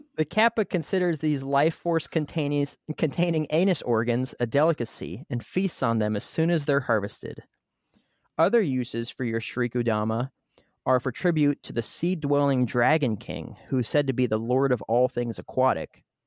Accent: United States; as American that speaks English

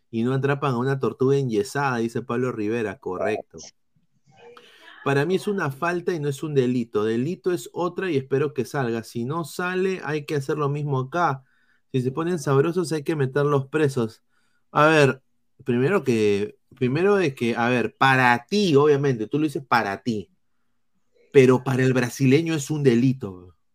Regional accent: Peru; A ver, pero si nosotros hiciéramos lo mismo con uno del plantel rival, la sanción se haría igual siendo nosotros peruanos.

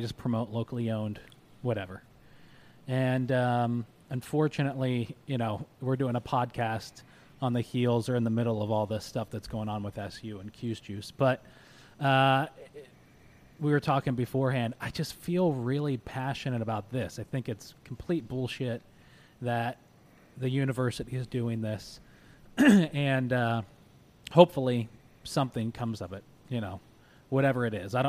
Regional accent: Syracuse, New York, United States; we're from Syracuse. I'm from Syracuse

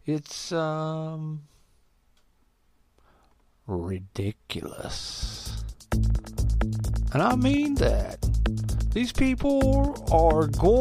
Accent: United States; I'm American

